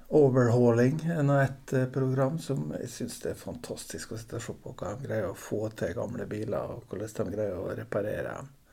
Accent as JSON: {"language": "Norwegian", "town": "Torvikbukt", "region": "Møre og Romsdal", "country": "Norway", "tie": "born or raised there", "moved": "as an adult", "lives_now": "Aukra, Norway", "said": "jeg er jo nordmøring, opprinnelig fra Torvik bukt. Og vokste opp"}